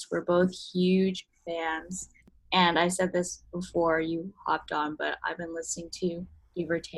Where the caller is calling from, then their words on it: Philadelphia, Pennsylvania, United States; Um, I'm calling from Philly, and Sam is in New York, so we're kind of spread along the east